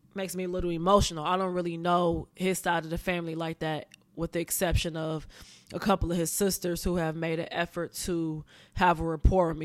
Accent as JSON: {"language": "English", "town": "Pontiac", "region": "Michigan", "country": "United States", "tie": "born or raised there", "moved": "as an adult", "lives_now": "Los Angeles, United States", "said": "I was born and raised in Pontiac, Michigan"}